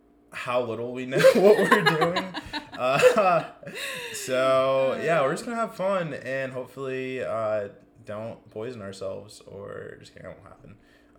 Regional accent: Atlanta, Georgia, United States; moved away as an adult; now in Greenville, United States; I'm from Atlanta, Georgia.

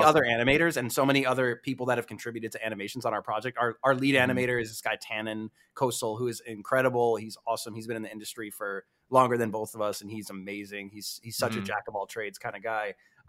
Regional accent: East Coast, United States; So I'm from the East Coast, and I think, like, fortunately, if you grew up on the West Coast

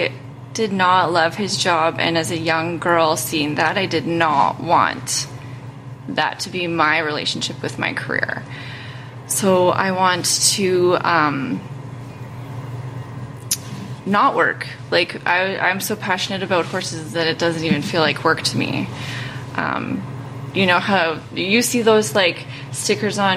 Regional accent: Calgary, Alberta, Canada; now in Cremona, Canada; I grew up in Calgary

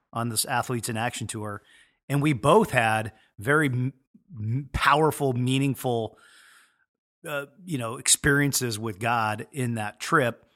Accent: Edmonds, Washington, United States; born and raised in Edmonds, Washington, so about seven minutes up the road

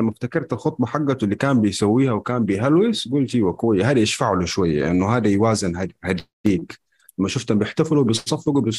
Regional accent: Mecca, Makkah Province, Saudi Arabia; من مكة

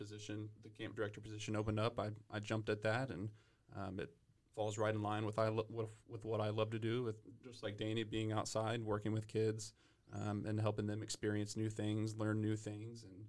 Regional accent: Collierville, Tennessee, United States; moved away as an adult; also born or lived in Knoxville, Tennessee; now in Oklahoma City, United States; I'm originally from Tennessee, grew up in the Memphis area, in a suburb right outside Memphis called Collierville

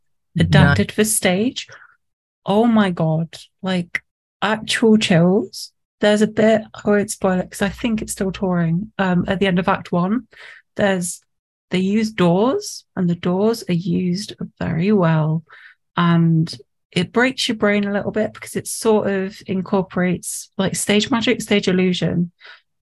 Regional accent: Nottinghamshire, East Midlands, United Kingdom; moved away; because I'm from Nottinghamshire, I was thinking about going back to Notts

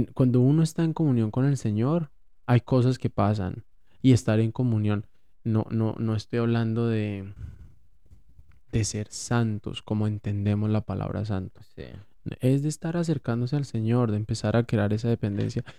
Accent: Colombia

